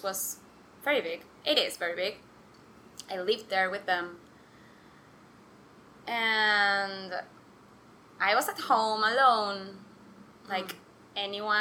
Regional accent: Argentina; moved away as an adult; also born or lived in New York; I'm from Argentina. I've been living in New York for 4 months and a half, and I'm returning for good in 2 weeks.

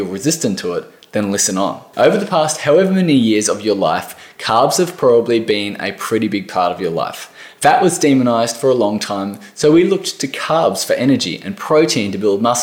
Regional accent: Australia

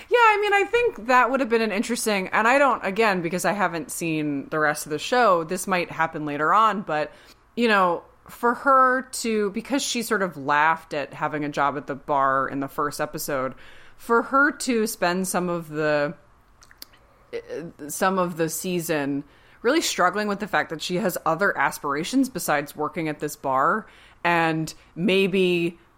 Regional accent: New York City, New York, United States; Like, I'm such a New Yorker, right?

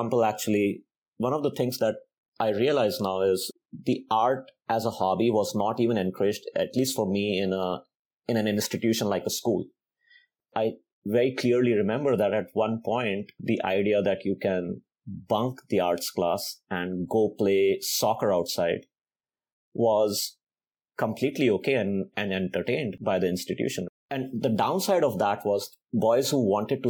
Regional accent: India; now in United States; growing up in India

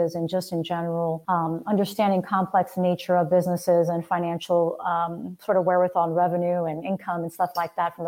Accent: Miami, Florida, United States; I'm actually born and raised in Miami. I'm one of the rare native Floridians

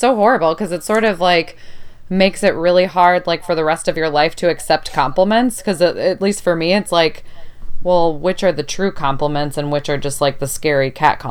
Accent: Chicago, Illinois, United States; I grew up in Chicago, which is a bigger city

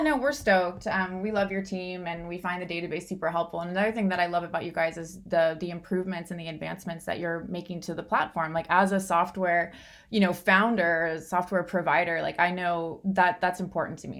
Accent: Southern California, United States; I grew up in Southern California

